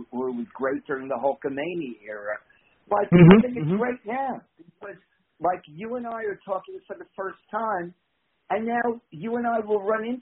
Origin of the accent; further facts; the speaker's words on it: New York, United States; accent: New York; my New York accent